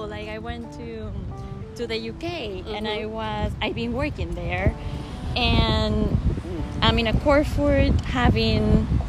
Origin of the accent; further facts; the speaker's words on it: Venezuela; also born or lived in Cincinnati, Ohio, United States; now in United States; But I grew and raised there. In Venezuela? In Venezuela, yeah.